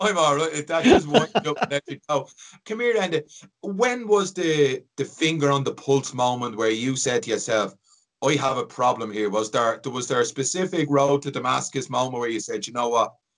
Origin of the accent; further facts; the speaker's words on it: Ireland; I'm from the flats